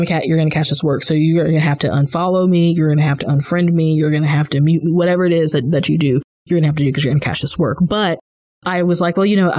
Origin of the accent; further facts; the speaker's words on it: Kansas City, Missouri, United States; moved away as an adult; also born or lived in Virginia; being a native Missourian, I lived in Virginia at the time, but I grew up in Missouri